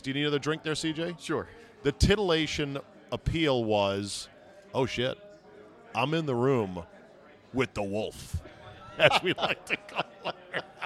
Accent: Alexandria, Virginia, United States; Alexandria, Virginia

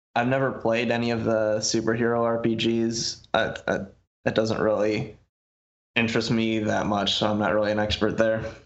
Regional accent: Muskegon, Michigan, United States; my hometown says, "Muskegon, Michigan

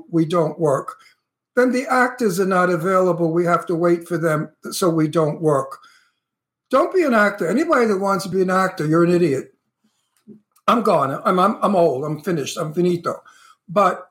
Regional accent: New York City, New York, United States; accent: New York; moved away as an adult; also born or lived in Long Island, New York; now in California, United States; I'm a New Yorker and I miss my friends and I miss my accent and I miss my surroundings. I miss the ocean, and I'm used to being, you know, I was born in Brooklyn, but I grew up the end of my life on Long Island

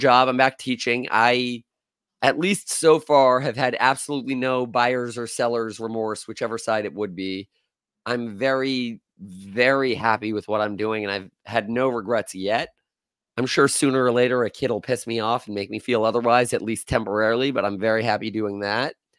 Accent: Florida, United States; I was born and raised in Florida

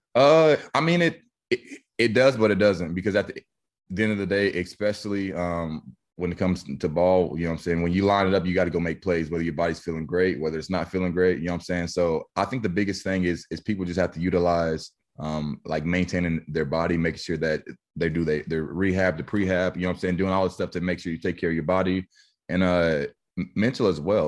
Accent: Wichita, Kansas, United States; my hometown

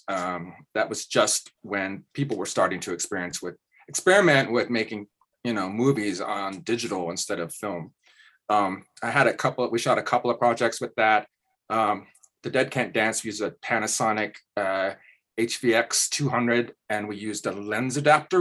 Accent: Kansas, United States; I'm from Kansas

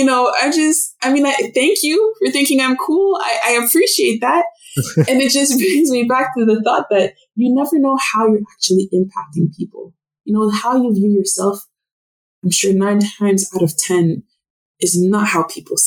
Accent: Ottawa, Ontario, Canada; first language French; English is a second language; moved away; also born or lived in Montreal / Toronto / Vancouver; French is my mother tongue. English is my second language. And I remember when we moved to Ottawa, all the kids on my street, because I was born in Montreal

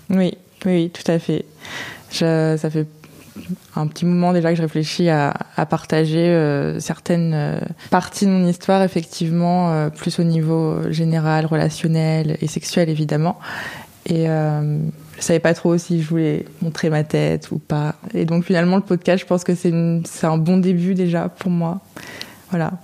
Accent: Touraine, Centre-Val de Loire, France; moved away as an adult; now in Paris, France; Je viens de France, j'ai vécu euh, en Touraine, donc dans le centre de la France, et je vis à Paris depuis 4 ans maintenant.

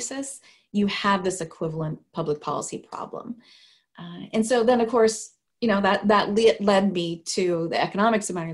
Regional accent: Sacramento, California, United States; I grew up in Sacramento, California

